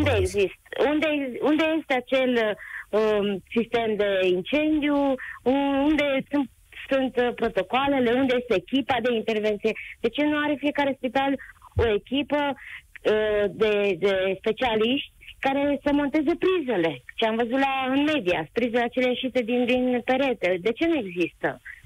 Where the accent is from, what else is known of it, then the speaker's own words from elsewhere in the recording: Covasna County, Romania; din uh, județul Covasna